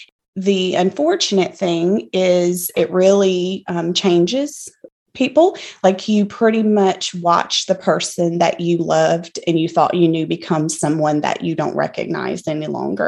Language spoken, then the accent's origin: English; Louisiana, United States; accent: country accent; but I am also originally from South Louisiana, moved around a bit, have settled in Central Louisiana for the last 6 years or so, I guess, so this is kind of home for us. I feel like I'll always be a Cajun at heart